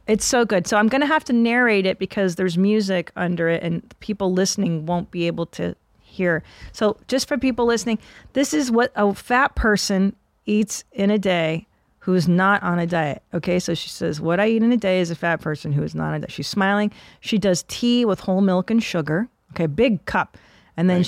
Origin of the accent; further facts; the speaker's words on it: Windsor, Ontario, Canada; moved away; my parents are Hungarian, and I was born in Windsor, Ontario, across from Detroit